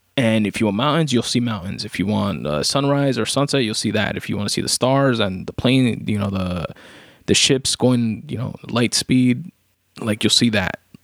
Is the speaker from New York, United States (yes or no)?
yes; New York City, New York, United States; I'm not from the Bronx, I'm from Queens, but still New York